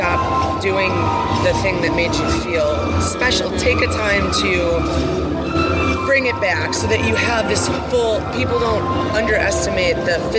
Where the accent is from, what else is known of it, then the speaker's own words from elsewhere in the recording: Wisconsin, United States; I'm from Wisconsin